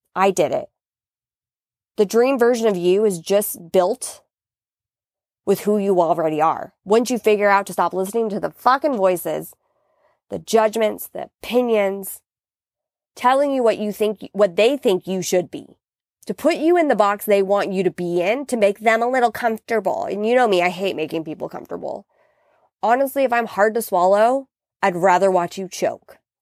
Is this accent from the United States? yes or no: yes; United States; as an American